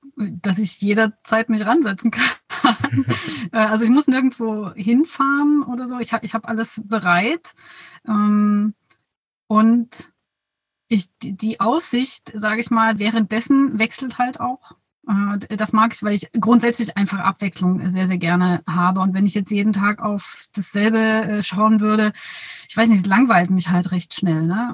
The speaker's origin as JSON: {"language": "German", "area": "near Dresden", "region": "Saxony", "country": "Germany", "said": "in der Nähe von Dresden, da wo ich herkomme"}